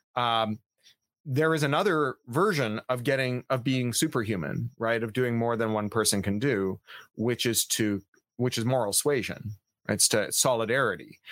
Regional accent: Canada; I am a Canadian

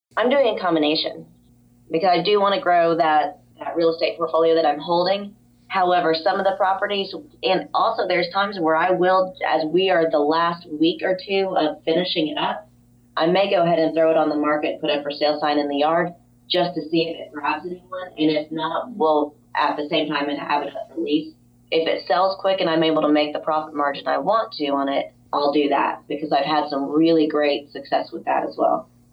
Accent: Jupiter, Florida, United States; moved away as an adult; also born or lived in Chicago; We then were transferred to Jupiter, Florida, which is our hometown

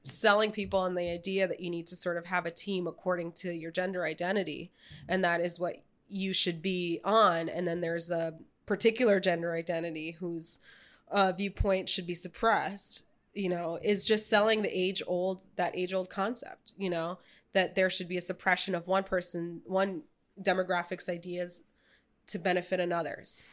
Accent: New York City, New York, United States; I grew up in New York City

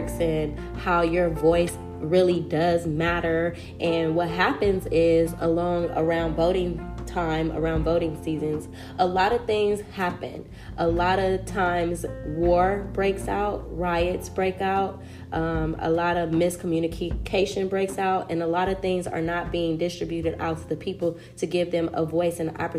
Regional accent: Compton, California, United States; I come from Compton, California.

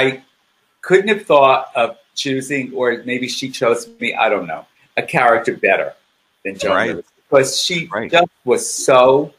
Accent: Lodi, New Jersey, United States; I was born in Lodi, New Jersey, which is about an hour and a half north of here.

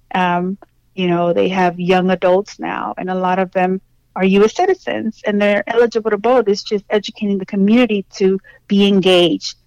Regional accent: Houston, Texas, United States; I grew up in Southwest Houston in the 80s

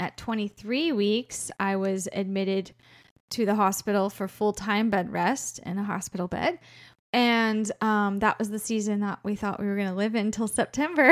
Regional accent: Florida, United States; moved away as an adult; also born or lived in Colorado; We used to live in Colorado, um, we're from Florida originally, and we're back there now, but we lived in Colorado for twelve years.

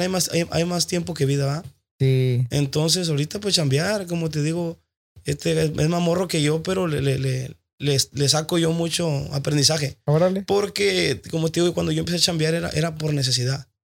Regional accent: Tijuana, Baja California, Mexico; Yo soy de Tijuana

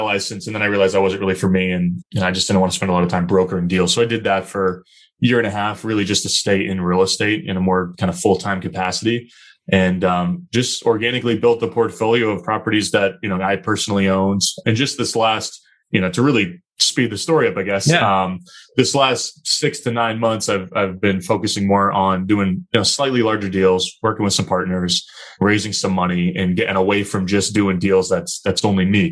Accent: Chester, New Hampshire, United States; moved away as an adult; now in Boston, United States; So I grew up southern New Hampshire, a really small town called Chester, New Hampshire

